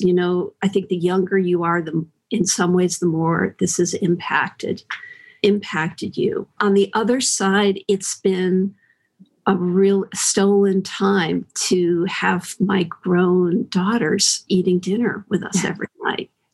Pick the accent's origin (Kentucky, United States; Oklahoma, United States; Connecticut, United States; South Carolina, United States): Connecticut, United States; now in San Francisco, United States; I grew up in Connecticut